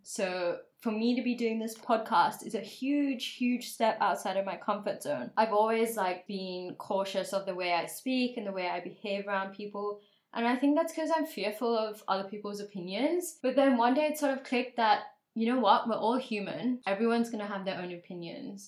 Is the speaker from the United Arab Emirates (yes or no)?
yes; Dubai, United Arab Emirates; I grew up in Dubai, and so a lot of people there had all this money and wealth